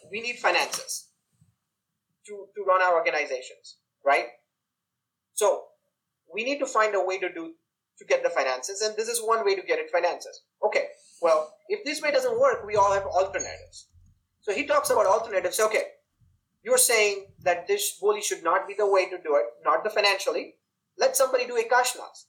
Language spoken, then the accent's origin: English; India; especially growing up in India